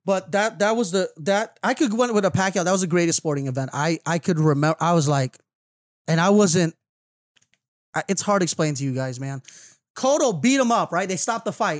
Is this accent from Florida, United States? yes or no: yes; Florida, United States; I'm from Florida